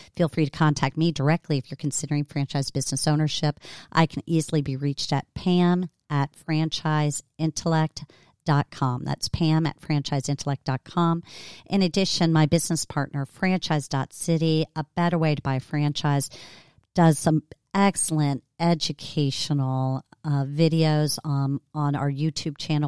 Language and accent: English; Cincinnati, Ohio, United States; my hometown, Cincinnati, Ohio